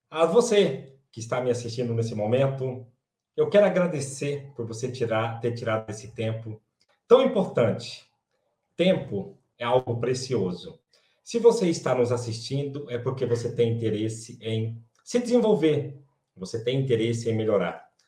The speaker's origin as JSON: {"language": "Portuguese", "town": "Quixeramobim", "region": "Ceará", "country": "Brazil", "tie": "born or raised there", "moved": "yes", "said": "eu sou natural de Quixaramobim, no Ceará, de uma família de 18 irmãos"}